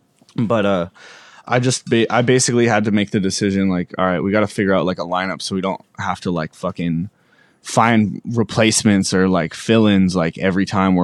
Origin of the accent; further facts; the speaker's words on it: Medicine Hat, Alberta, Canada; also born or lived in Edmonton; I grew up in Alberta. I was born in Edmonton, and then like when I was two, we moved to a city called Medicine Hat, which is like 2 or 3 hours from Calgary, in Alberta.